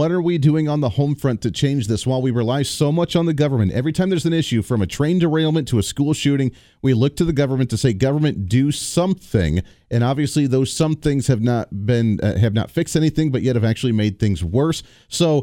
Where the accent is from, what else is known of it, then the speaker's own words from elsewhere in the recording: Toledo, Ohio, United States; moved away; I grew up near the Toledo area